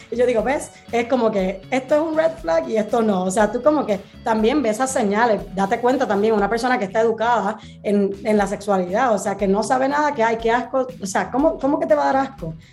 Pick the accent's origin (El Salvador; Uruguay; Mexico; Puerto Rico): Puerto Rico; now in Madrid, Spain; estoy en Madrid, España, pero soy original de Puerto Rico